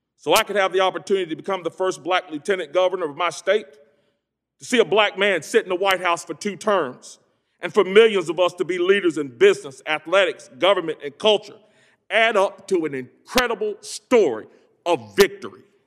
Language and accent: English; Greensboro, North Carolina, United States; I hail from Greensboro, home of the Woolworth sit-ins, an epicenter of the civil rights movement